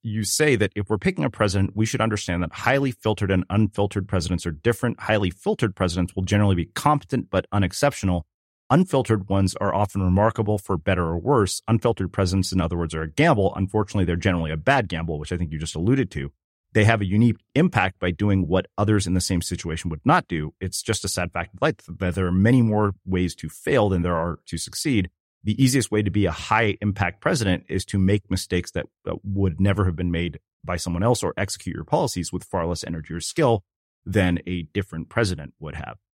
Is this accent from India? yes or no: yes; South India, India; we're from South India, uh, we speak Telugu